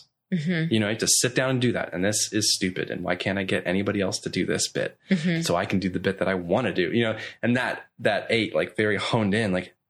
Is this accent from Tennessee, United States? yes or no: yes; Nashville, Tennessee, United States; now in Orlando, United States; Because I come from Nashville where...